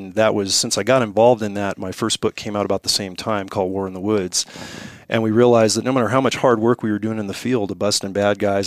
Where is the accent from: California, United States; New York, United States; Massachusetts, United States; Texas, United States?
California, United States; Morgan Hill; moved away as an adult; now in Montana, United States; Born and raised in the Silicon Valley, have family in Montana.